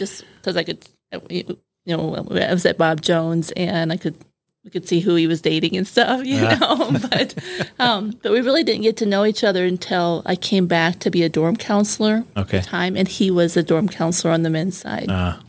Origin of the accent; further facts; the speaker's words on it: Brazil; born there; Well, I was born in Brazil. Okay. My parents went to Brazil in 1961.